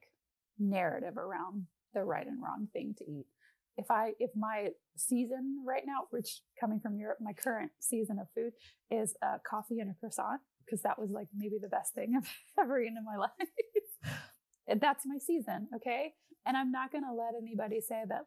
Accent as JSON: {"language": "English", "region": "Texas", "country": "United States", "said": "I'm Texan"}